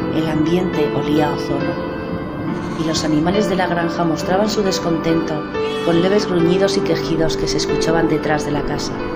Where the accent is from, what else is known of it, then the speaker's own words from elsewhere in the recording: Spain; de España